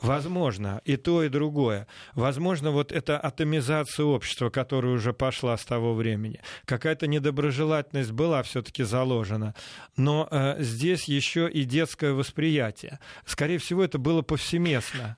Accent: Balashov, Saratov Oblast, Russia; moved away; also born or lived in Moscow; я воспитывался в Балашове, Саратовской области

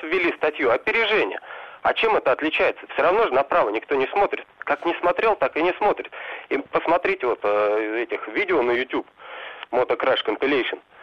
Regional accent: Moscow, Russia; я вообще из Москвы

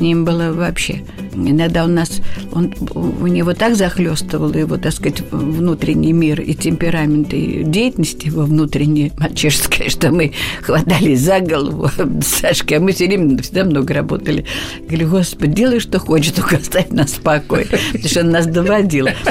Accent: Moscow, Russia; also born or lived in Abramtsevo; я москвичка коренная, угу. да, плющихинская девица

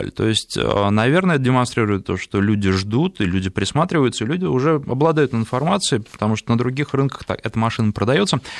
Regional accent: Irkutsk, Irkutsk Oblast, Russia; Я из Иркутска, не самый теплый регион

